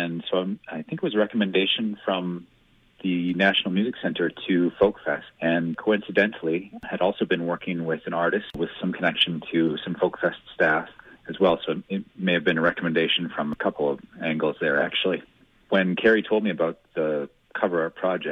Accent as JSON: {"language": "English", "town": "Edmonton", "region": "Alberta", "country": "Canada", "tie": "born or raised there", "also_born_or_lived": "Banff", "moved": "yes", "lives_now": "Calgary, Canada", "said": "as a kid growing up in Edmonton"}